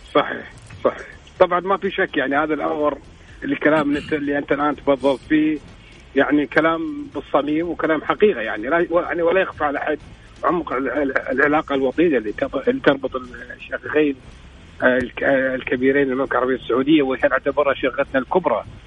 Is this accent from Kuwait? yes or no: yes; Kuwait; انا ككويتي يعني كمواطن كويتي قبل ما اكون اعلامي